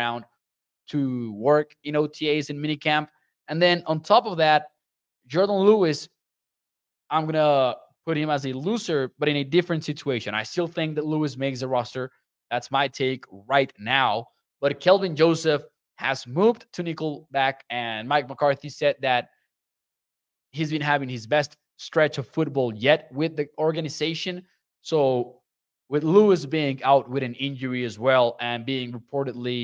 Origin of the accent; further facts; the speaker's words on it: Chihuahua, Mexico; I've been working with the Caudillos de Chihuahua, which are from my hometown, since they were founded in 2019